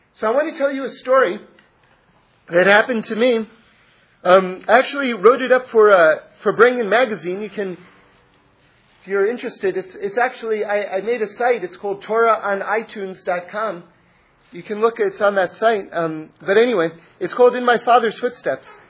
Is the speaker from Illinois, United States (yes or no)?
no; New York City, New York, United States; moved away; I grew up in New York City, but I find myself in Los Angeles also